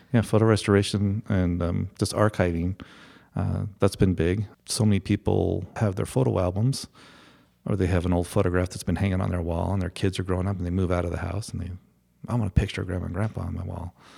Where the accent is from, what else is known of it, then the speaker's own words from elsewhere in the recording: Colorado, United States; also born or lived in Boulder / Fort Collins; this is my hometown